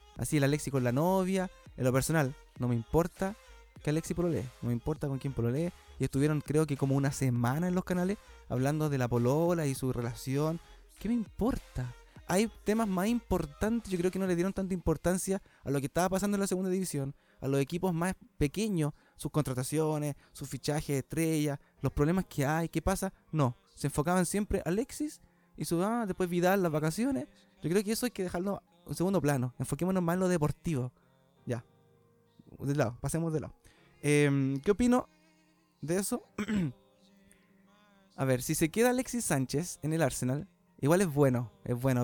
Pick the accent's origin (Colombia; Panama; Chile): Chile; somos chilenos